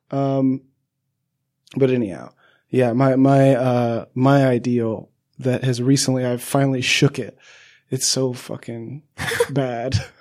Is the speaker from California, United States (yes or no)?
yes; Southern California, United States; I grew up in Southern